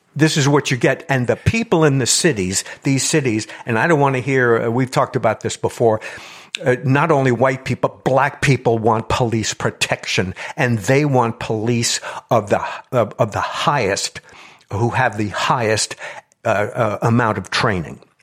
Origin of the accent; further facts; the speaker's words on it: New York, United States; I come from New York, and my, uh, father was a, uh, police officer for thirty-five years